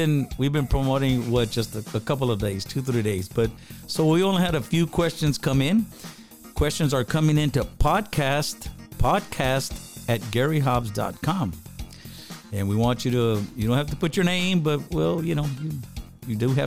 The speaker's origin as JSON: {"language": "English", "town": "Eagle Pass", "region": "Texas", "country": "United States", "said": "We're from Eagle Pass, Texas."}